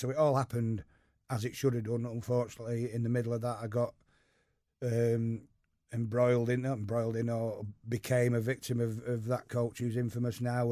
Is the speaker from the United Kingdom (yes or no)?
yes; Eccles, North West England, United Kingdom; also born or lived in Urmston; I grew up just over the canal in Eccles.